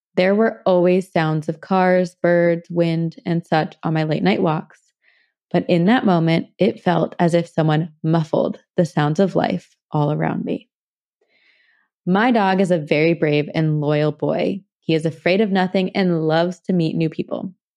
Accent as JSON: {"language": "English", "region": "New Jersey", "country": "United States", "said": "I'm from Jersey too."}